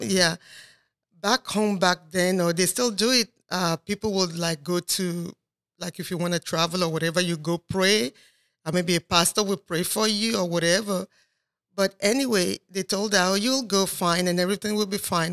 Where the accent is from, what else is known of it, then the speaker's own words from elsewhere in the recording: Nigeria; moved away; I'm originally from Nigeria, but I've lived here for thirty-four years